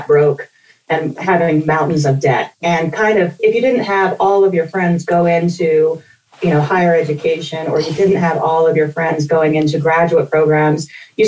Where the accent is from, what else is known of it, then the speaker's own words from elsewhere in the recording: Wyoming, United States; moved away as an adult; also born or lived in Nashville, Tennessee; now in Denver, United States; I grew up in Wyoming, out in the country